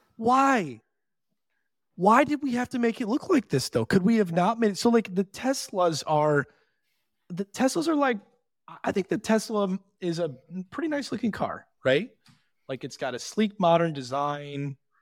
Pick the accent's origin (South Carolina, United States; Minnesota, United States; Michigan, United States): Michigan, United States; Detroit; I'm from Detroit